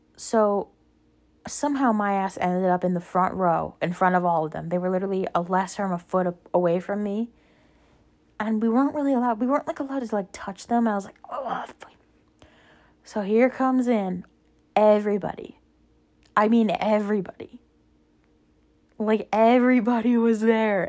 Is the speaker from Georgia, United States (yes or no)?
no; New York, United States; we're from New York